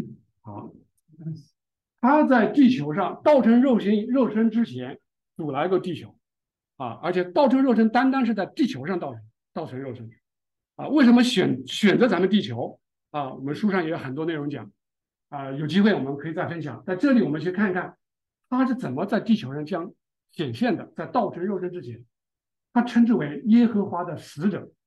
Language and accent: Chinese; China; 也就是我们中国人智慧可能冥冥中有这么概念哈